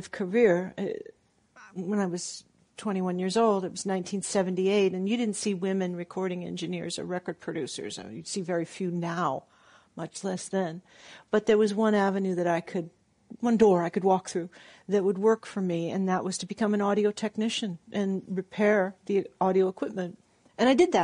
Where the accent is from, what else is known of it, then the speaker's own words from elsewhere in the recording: Southern California, United States; I grew up in Southern California